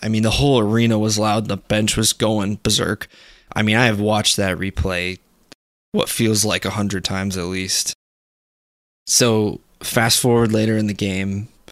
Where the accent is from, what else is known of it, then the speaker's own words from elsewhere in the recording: Tucson, Arizona, United States; I am born and raised in Tucson, Arizona